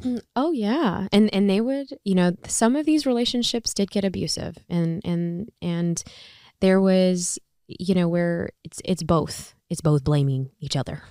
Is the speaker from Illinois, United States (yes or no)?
yes; Chicago, Illinois, United States; I'm from Chicago. I go to Loyola